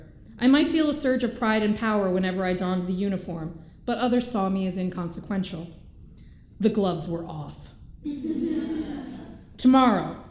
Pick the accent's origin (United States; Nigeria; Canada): United States; New Jersey; moved away as an adult; My hometown in New Jersey is smaller than this hangar